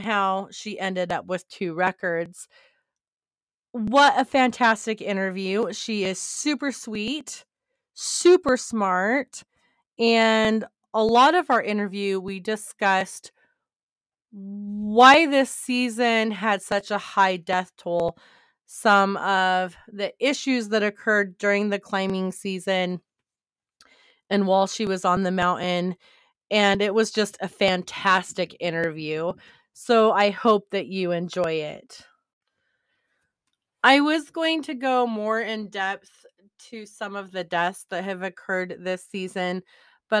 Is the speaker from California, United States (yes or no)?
no; Montana, United States; I pretty much was raised in Montana